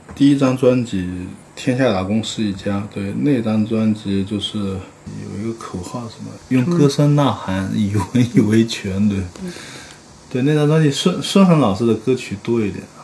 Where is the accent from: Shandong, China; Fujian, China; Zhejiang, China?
Zhejiang, China; Haining; moved away; 我前段时间去回我老家浙江海宁